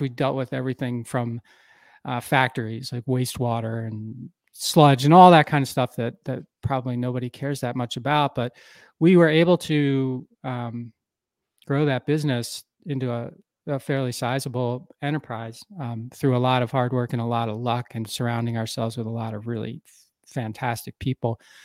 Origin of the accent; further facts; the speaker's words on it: Philadelphia, Pennsylvania, United States; moved away as an adult; now in Wisconsin, United States; I grew up in the Philadelphia area, uh, of the U S